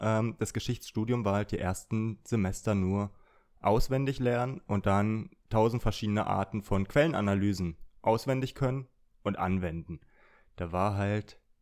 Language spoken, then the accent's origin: German; Brandenburg, Germany; ich komme aus Brandenburg